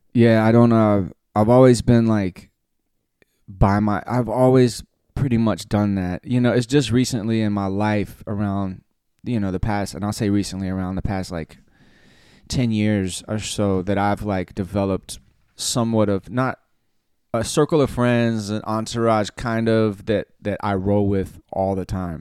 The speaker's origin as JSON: {"language": "English", "area": "Cherokee County", "region": "Alabama", "country": "United States", "said": "I'm from Cherokee County, Alabama"}